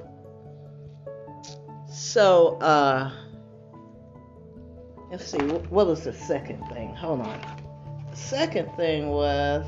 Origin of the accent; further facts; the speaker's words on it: United States; I'm an American citizen.